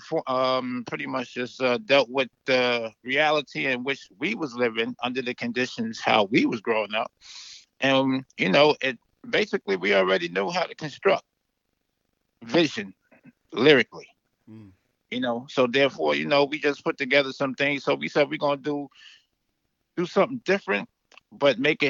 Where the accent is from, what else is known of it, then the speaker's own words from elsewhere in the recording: New York City, New York, United States; now in the deep south, United States; I was from Brooklyn